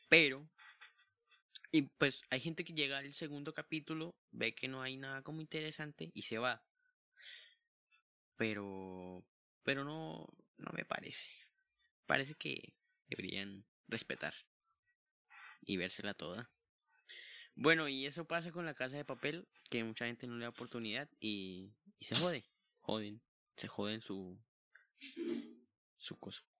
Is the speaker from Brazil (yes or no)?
no; Mexico; y pues se nota que somos re mexicanos, ¿no? Güey.